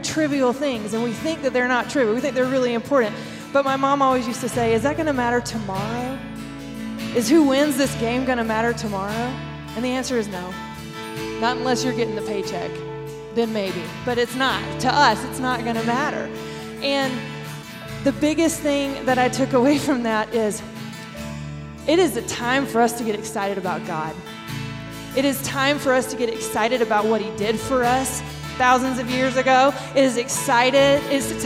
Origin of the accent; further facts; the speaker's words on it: the South, United States; I'm from the South